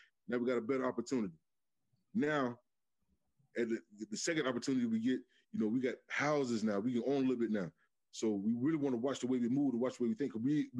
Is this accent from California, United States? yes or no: no; Michigan, United States; growing up in Michigan Project